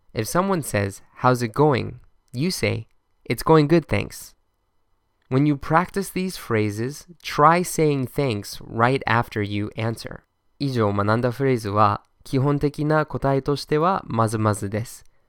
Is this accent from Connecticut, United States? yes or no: no; Boston, Massachusetts, United States; my hometown, Boston.